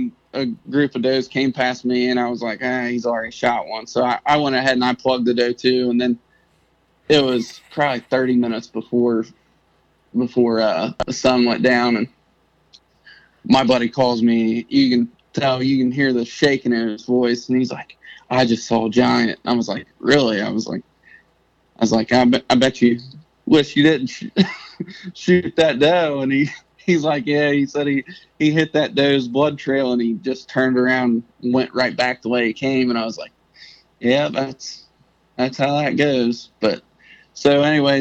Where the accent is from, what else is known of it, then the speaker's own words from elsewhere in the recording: Southern Ohio, United States; I'm 25. I'm from Southern Ohio